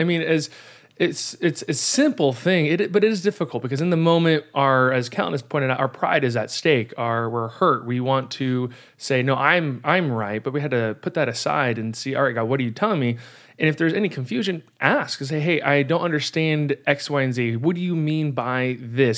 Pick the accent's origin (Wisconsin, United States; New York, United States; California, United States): California, United States; I'm a Californian and I say y'all.